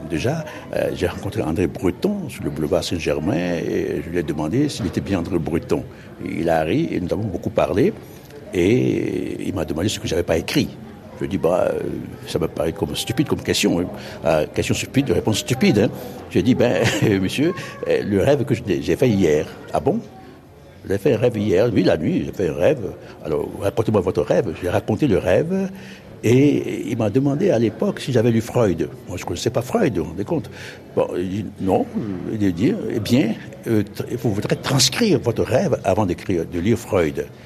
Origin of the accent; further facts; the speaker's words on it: Oujda, Oriental, Morocco; j'ai revu dans Ouida, dans ma ville natale, les événements tels que j'étais passé, à peu près, dans les années 38.